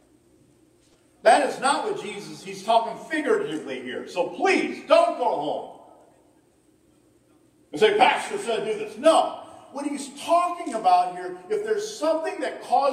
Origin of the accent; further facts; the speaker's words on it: Ohio, United States; I'm from Ohio